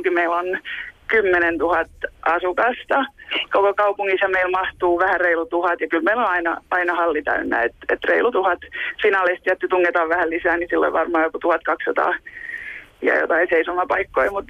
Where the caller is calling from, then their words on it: Germany; Täällä ollaan Saksasta käsin.